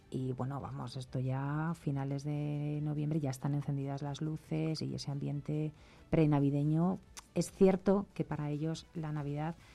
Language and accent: Spanish; Palencia, Castile and León, Spain; yo soy de Palencia.